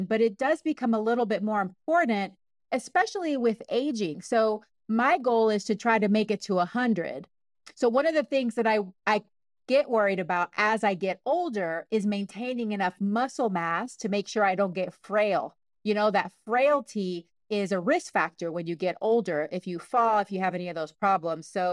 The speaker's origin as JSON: {"language": "English", "country": "Panama", "moved": "yes", "lives_now": "Washington, United States", "said": "I'm from Panama, I'm Panamanian, but I live in the state of Washington"}